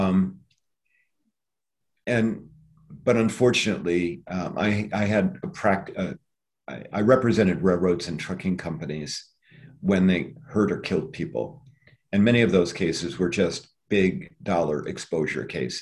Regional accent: Iowa, United States; moved away; also born or lived in Cedar Rapids; I had this incredibly charmed life growing up in Iowa

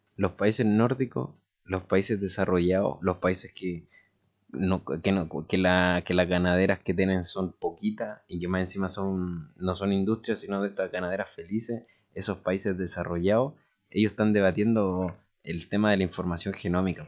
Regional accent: Chile; como en chileno

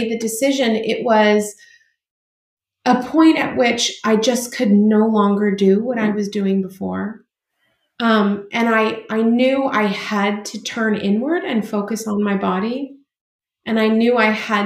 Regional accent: California, United States; I'm from California. I was born and raised here in California, and I'm actually a fifth generation Californian

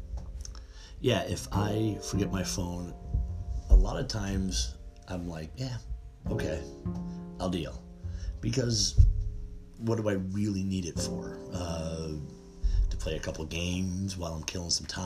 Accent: Buffalo, New York, United States; I'm from Buffalo, New York

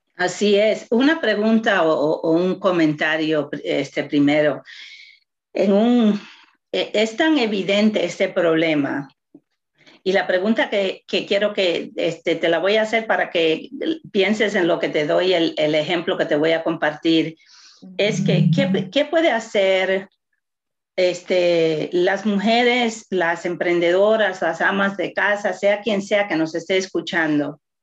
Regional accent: Puerto Rico; soy latina, soy puertorriqueña

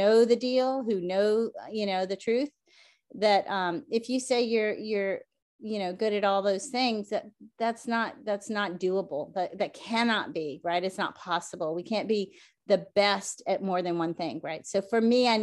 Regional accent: the South, United States; moved away; I'm from the South.

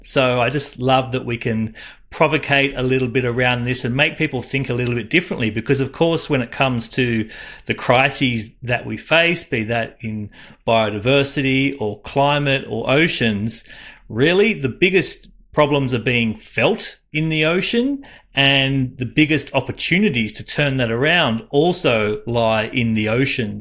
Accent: Cairns, Queensland, Australia; moved away; also born or lived in Central Coast, New South Wales; So I was born up in Cairns

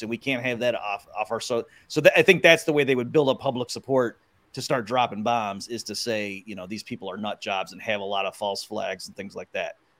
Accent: Massachusetts, United States; I'm from Massachusetts

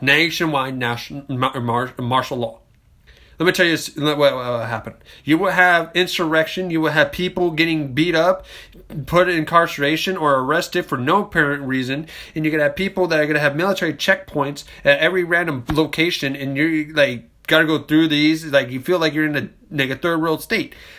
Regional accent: United States; as American citizens

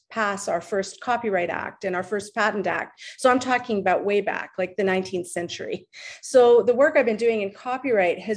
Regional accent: Montreal, Quebec, Canada; moved away as an adult; now in Windsor, Canada; I was born in Montreal and uh, consider still consider myself a Montrealer, even though I've been away for a long time.

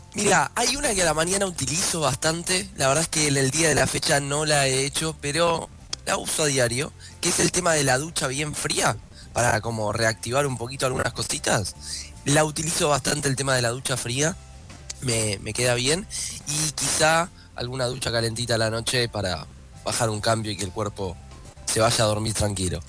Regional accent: Argentina; como argentinos y argentinas

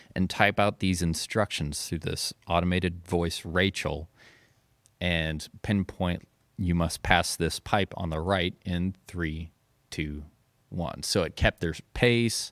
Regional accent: Carbondale, Illinois, United States; also born or lived in Anna, Illinois; I was born in Carbondale. I lived in Anna when I was super young, but just kinda moved right

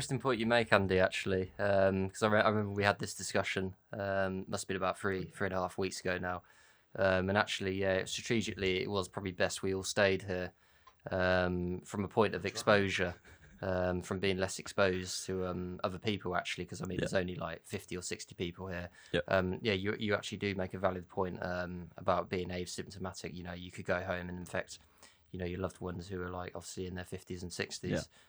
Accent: United Kingdom; we're British

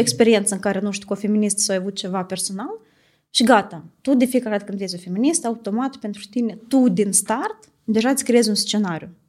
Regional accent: Italy; moved away as an adult; now in Moldova; am crescut în Italia

